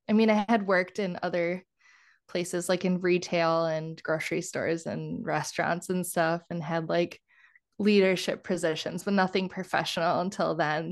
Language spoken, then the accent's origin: English; Kenosha County, Southeast Wisconsin, United States; moved away as an adult; now in Minnesota, United States; I'm from Wisconsin originally. So, I'm from Southeast Wisconsin, like, Kenosha, I always have to qualify it. I always say, like, the county, not the city